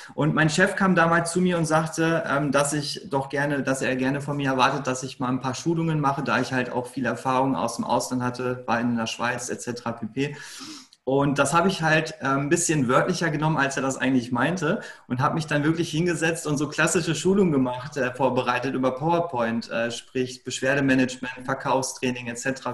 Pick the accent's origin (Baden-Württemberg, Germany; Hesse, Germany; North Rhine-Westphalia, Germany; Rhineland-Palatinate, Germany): North Rhine-Westphalia, Germany; Lünen; Ich komme aus Lünen. Ähm, das ist in Nordrhein-Westfalen, eigentlich so mitten aus dem Ruhrpott, kann man sagen.